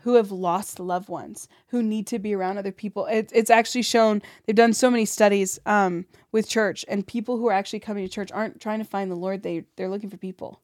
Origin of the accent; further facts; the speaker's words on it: St. Louis, Missouri, United States; also born or lived in Burbank, California; I grew up in Saint Louis